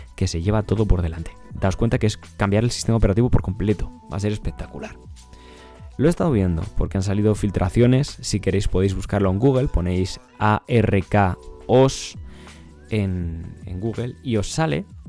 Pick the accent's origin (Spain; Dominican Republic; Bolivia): Spain; Ávila, Castile and León; Yo soy de Ávila.